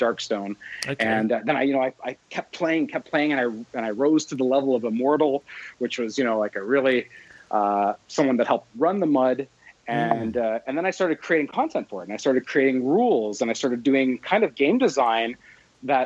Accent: London, Ontario, Canada; also born or lived in Edmonton; this is my hometown, London, Ontario

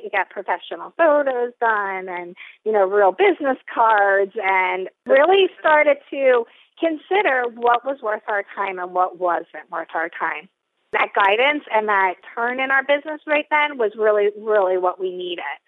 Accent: New Jersey, United States; also born or lived in Atlanta, Georgia; I'm from this area. I'm from South Jersey

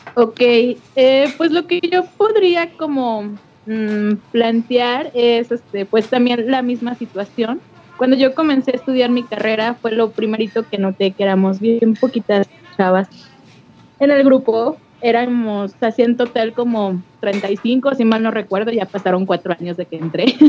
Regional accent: León, Guanajuato, Mexico; de aquí de León, Guanajuato.

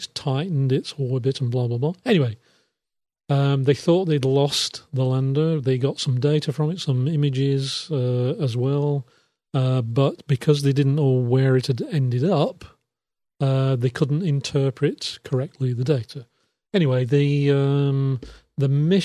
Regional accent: England, United Kingdom; now in Transylvania, Romania; I'm English

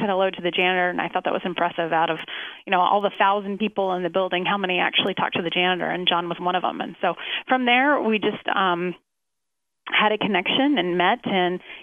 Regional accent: Santa Fe, New Mexico, United States; moved away as an adult; also born or lived in Albuquerque, New Mexico; now in Dana Point, United States; I'm from Santa Fe, New Mexico, in Albuquerque, and continued to go to church there

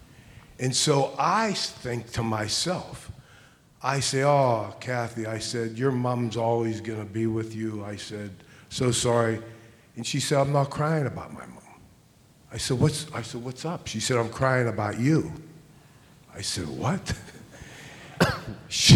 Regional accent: Pittsburgh, Pennsylvania, United States; I'm from Pittsburgh

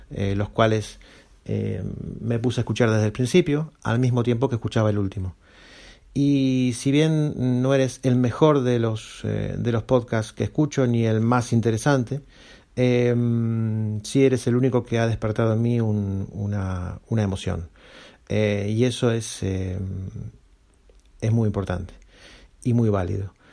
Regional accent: Santiago de Compostela, Galicia, Spain; de Santiago de Compostela.

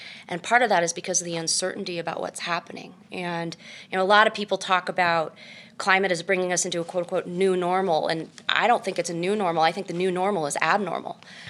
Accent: California, United States; Mostly in California, but my dad was in the Navy, so you know, I bounced around.

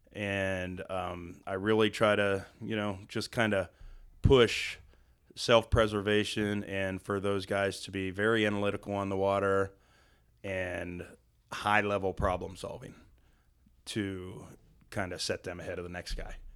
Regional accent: Western Pennsylvania, United States; now in Western North Carolina, United States; I'm actually from Western Pennsylvania, about fifty miles south of Pittsburgh.

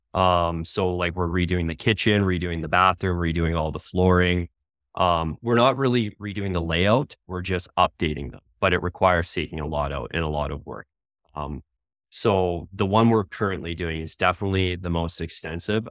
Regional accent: Ontario, Canada; moved away as an adult; now in Calgary, Canada; I'm originally from Ontario

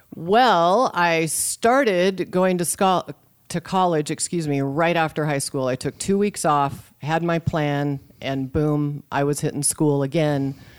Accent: Boise, Idaho, United States; now in Sioux City, United States; I grew up just outside Boise, Idaho in the early seventies

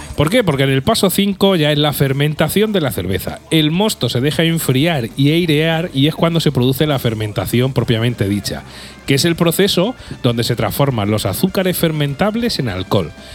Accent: Albacete, Castilla-La Mancha, Spain; somos de Albacete

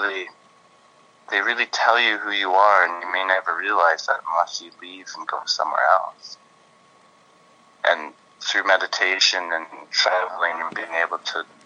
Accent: Belleville, Ontario, Canada; moved away; also born or lived in England; I grew up in Belleville, Ontario

